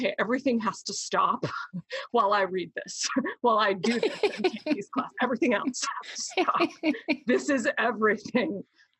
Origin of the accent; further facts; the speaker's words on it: Deep South, United States; I was raised in the Deep South.